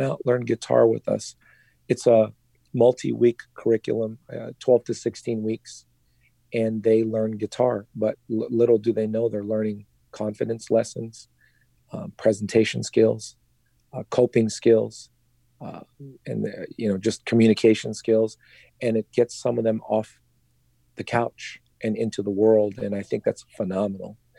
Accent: Philippines; I'm Filipino.

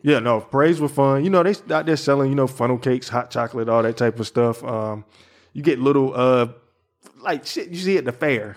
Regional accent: the South, United States; I'm from the South.

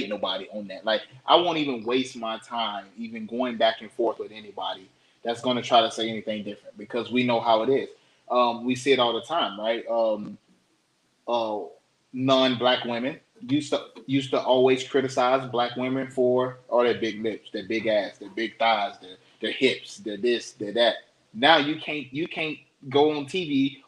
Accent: Florida, United States; moved away; Florida, my home state

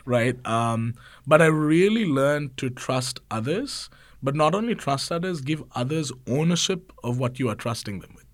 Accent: Sri Lanka; moved away as an adult; also born or lived in Georgia, United States; an international student. So I came from Sri Lanka

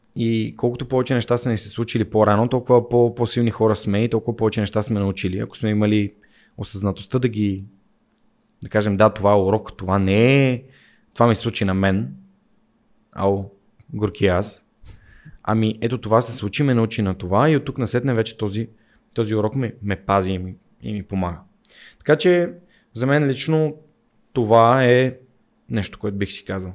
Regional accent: Sofia, Sofia City, Bulgaria; аз съм наполовина от Горна Оряховица, макар че съм роден в София.

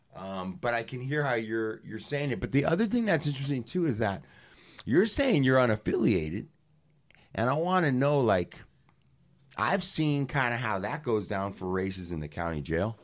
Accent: Los Angeles, California, United States; me being from the west side

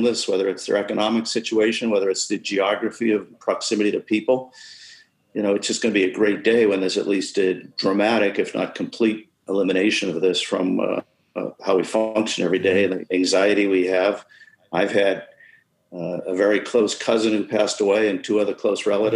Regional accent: United States; as an American

